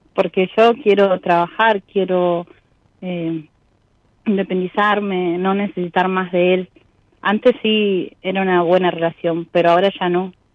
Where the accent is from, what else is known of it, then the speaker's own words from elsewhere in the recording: west zone of Greater Buenos Aires, Buenos Aires Province, Argentina; zona oeste